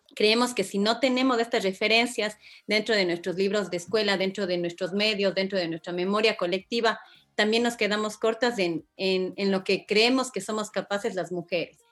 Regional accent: Ecuador

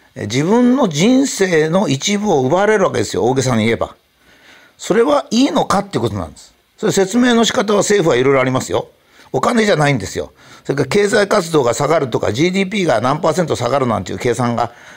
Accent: Japan

